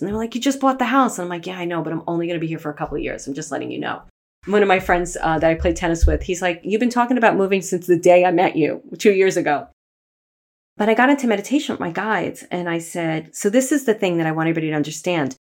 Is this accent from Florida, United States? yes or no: no; New York City, New York, United States; moved away as an adult; also born or lived in Manhattan / Poughkeepsie / Los Angeles / Sherman Oaks; I grew up in Brooklyn, lived in Manhattan.